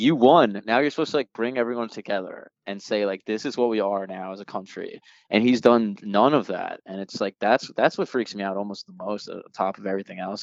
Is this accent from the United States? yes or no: yes; United States; as an American and as a voter